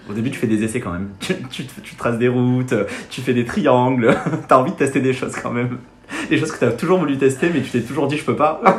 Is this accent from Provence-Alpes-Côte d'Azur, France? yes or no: yes; Marseille, Provence-Alpes-Côte d'Azur, France; moved away as an adult; now in Paris, France; je viens de Marseille